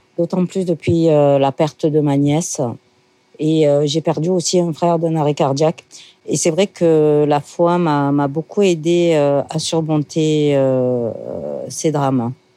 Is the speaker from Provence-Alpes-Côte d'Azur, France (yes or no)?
yes; Marseille, Provence-Alpes-Côte d'Azur, France; also born or lived in Paris; je suis née à Marseille. J'aime ma ville. J'y suis très, très attachée. J'ai grandi, euh, notamment, euh, dans le centre-ville